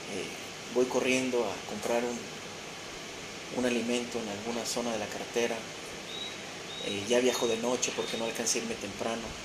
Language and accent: Spanish; Mexico; transformar a mi país, a mi nación, a mi gente